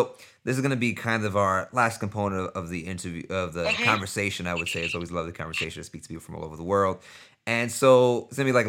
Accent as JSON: {"language": "English", "region": "New York", "country": "United States", "said": "I'm from New York"}